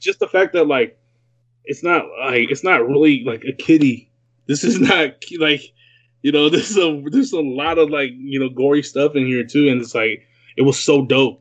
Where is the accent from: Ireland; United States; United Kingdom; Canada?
United States; Newark, California; moved away as an adult; now in Los Angeles, United States; growing up in the Bay, we used to, you know, go to Raider games